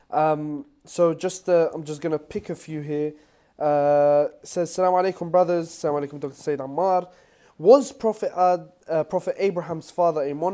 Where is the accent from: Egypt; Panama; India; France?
Panama; I'm from Panama, uh, where we have a majority Catholic population.